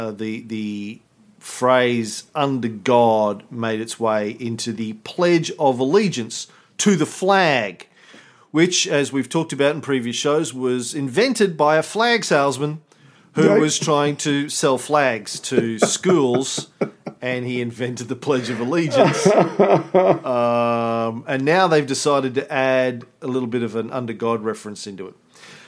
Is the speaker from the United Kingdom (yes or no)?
yes; Scotland, United Kingdom; my mama never gave no birth to no fool. I'm a Scotsman.